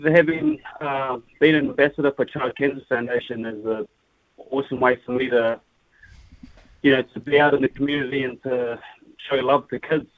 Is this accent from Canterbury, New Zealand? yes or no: yes; Christchurch, Canterbury, New Zealand; I'm from Christchurch